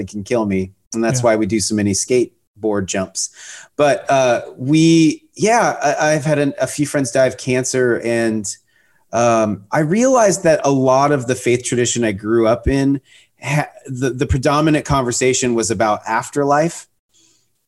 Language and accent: English; Pacific Northwest, Seattle area, Washington, United States; now in Austin, United States; I grew up in the Pacific Northwest in the Seattle area, north of Seattle on the ocean is where I grew up